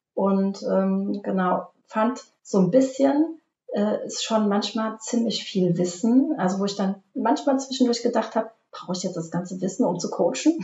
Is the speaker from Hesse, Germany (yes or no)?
yes; Obertiefenbach, Hesse, Germany; komme aus dem schönen Obertietenbach bei Limburg an der Land zwischen Frankfurt und Köln